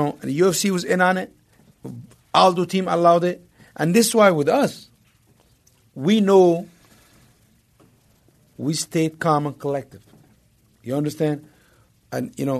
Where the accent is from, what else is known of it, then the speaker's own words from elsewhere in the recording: Egypt; moved away; growing up in Egypt